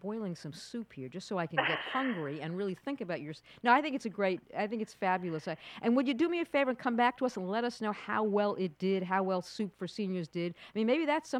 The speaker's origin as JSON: {"language": "English", "region": "New York", "country": "United States", "said": "I'm a New Yorker"}